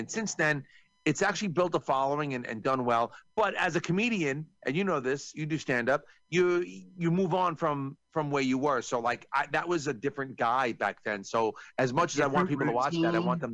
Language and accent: English; New York, United States; I'm from New York